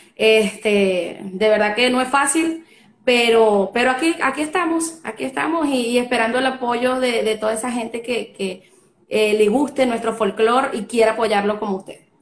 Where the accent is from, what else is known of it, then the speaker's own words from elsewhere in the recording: Carora, Lara, Venezuela; now in Valencia, Venezuela; Soy nacida en Carora, Estado Lara, pero ahora estoy residenciada acá en Valencia, Estado